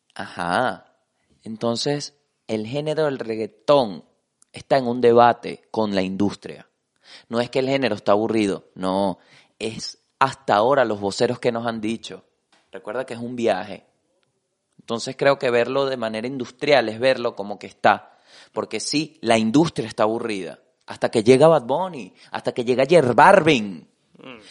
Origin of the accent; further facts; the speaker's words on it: Venezuela; Como venezolano